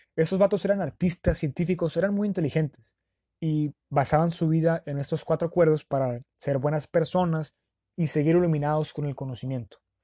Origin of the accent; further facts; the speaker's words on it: Sonora, Mexico; los que somos de Sonora